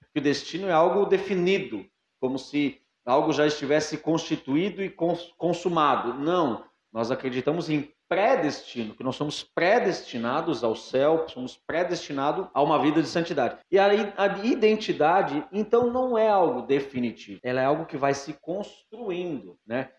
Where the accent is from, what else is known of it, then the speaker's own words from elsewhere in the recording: Quaraí, Rio Grande do Sul, Brazil; also born or lived in Alegrete; now in Jaraguá do Sul, Brazil; Eu sou natural de Alegrete, lá no Rio Grande do Sul. Verdade. Me criei em Quaraí